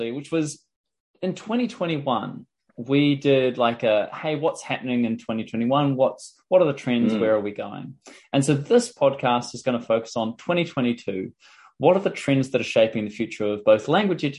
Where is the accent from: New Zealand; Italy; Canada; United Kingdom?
New Zealand; I'm from New Zealand